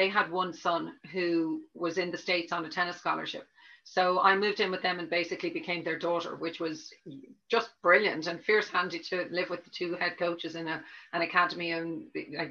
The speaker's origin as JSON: {"language": "English", "town": "Dublin", "region": "Leinster", "country": "Ireland", "tie": "born or raised there", "moved": "yes", "lives_now": "Cork, Ireland", "said": "I grew up in Dublin, which I hope you can tell from the accent, it's not completely Cork yet"}